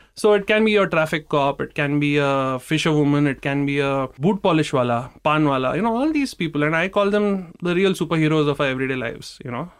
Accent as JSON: {"language": "English", "country": "India"}